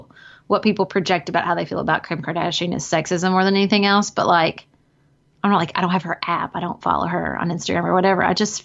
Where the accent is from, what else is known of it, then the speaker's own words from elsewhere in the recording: Paducah, Kentucky, United States; the girl in my hometown that is running for mayor. But in Paducah